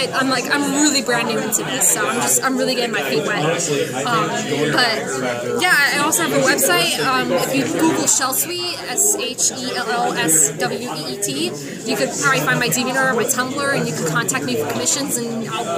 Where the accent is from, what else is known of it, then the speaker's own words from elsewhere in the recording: New York, United States; now in South Carolina, United States; I'm originally from New York, but I moved here in South Carolina like 10 years ago, something like that.